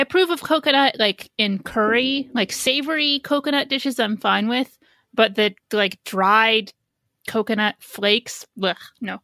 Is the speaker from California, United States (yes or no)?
no; Indiana, United States; now in New York City, United States; I grew up in Indiana where you sort of do need a car